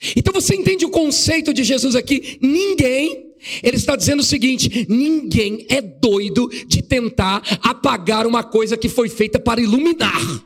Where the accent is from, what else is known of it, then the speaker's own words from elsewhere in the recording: São Paulo, Brazil; moved away as an adult; now in Assis, Brazil; sou da cidade de Assis, na verdade sou da capital São Paulo. Estou fazendo a obra de Deus em Assis, fui enviado para lá